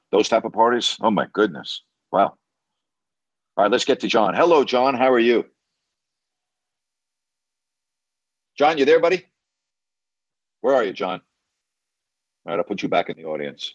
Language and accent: English; New York, United States; I'm from New York